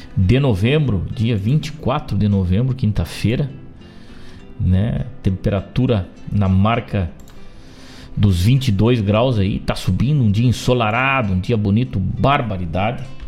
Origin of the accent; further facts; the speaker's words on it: Rosário do Sul, Rio Grande do Sul, Brazil; moved away; lá na minha terra